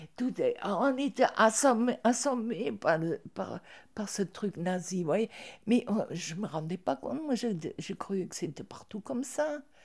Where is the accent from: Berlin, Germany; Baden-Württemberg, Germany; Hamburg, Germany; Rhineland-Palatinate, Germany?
Berlin, Germany; moved away; Je suis née à Berlin.